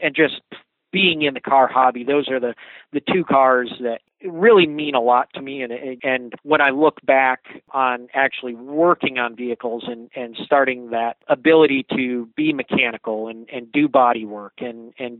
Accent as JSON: {"language": "English", "region": "Michigan", "country": "United States", "tie": "born or raised there", "said": "the area I grew up in Michigan"}